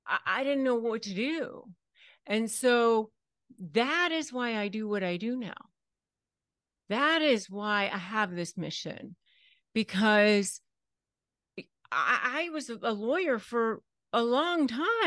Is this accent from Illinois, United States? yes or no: no; McLean, Virginia, United States; I was raised in McLean, Virginia.